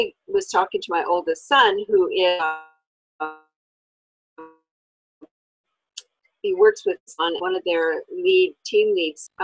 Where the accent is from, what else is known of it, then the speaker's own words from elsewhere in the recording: Alberta, Canada; Born and raised in Alberta